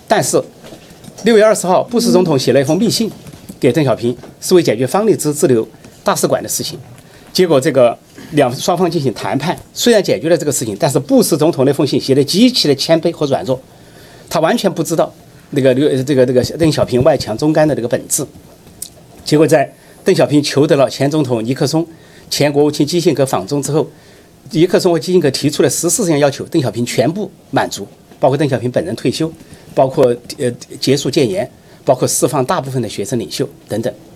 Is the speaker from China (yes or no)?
yes; China; 我们中国人民